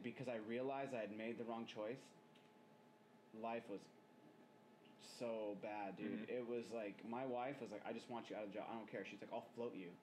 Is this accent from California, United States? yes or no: yes; Bay Area, California, United States; moved away; I'm from the Bay Area